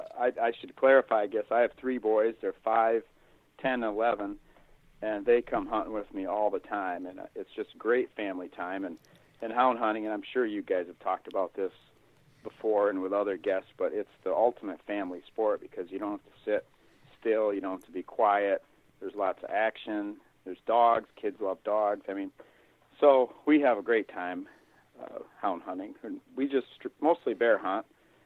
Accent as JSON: {"language": "English", "town": "Hudsonville", "region": "Michigan", "country": "United States", "tie": "born there", "said": "Well, I was born in Hudsonville, which is a small, used to be a little farming community in between Grand Rapids and Holland, which is kind of southwestern Lower Peninsula."}